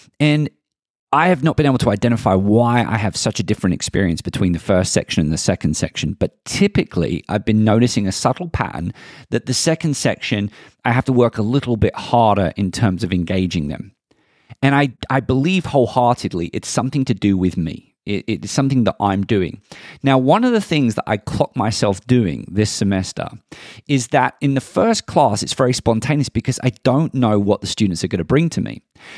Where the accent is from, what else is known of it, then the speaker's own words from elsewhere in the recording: London, United Kingdom; accent: Southeast London; I still remember my Southeast London accent being ridiculed in my very traditional establishment that said I would never be able to play Shakespearean unless I could speak standard English.